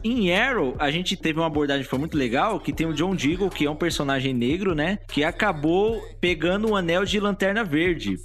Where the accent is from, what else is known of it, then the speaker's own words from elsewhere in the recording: São Paulo, Brazil; eu sou paulista